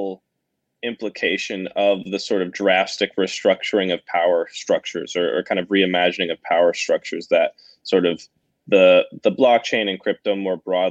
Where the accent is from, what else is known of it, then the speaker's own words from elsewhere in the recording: Boston, Massachusetts, United States; I grew up in Boston